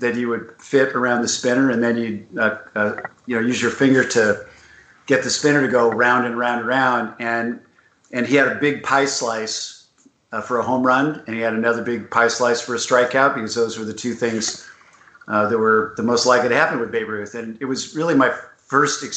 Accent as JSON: {"language": "English", "region": "Southern California", "country": "United States", "tie": "born or raised there", "said": "I grew up in Southern California."}